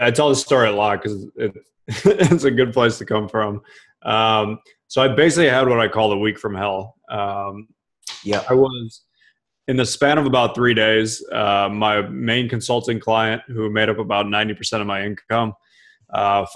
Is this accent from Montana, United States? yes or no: no; Cleveland, Ohio, United States; I grew up in Cleveland